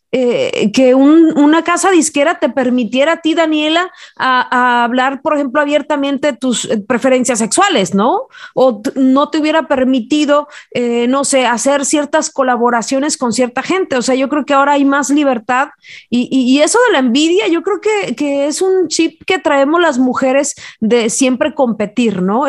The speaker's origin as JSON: {"language": "Spanish", "region": "Jalisco", "country": "Mexico", "moved": "yes", "said": "se da una mata artística muy importante por allá en mi tierra"}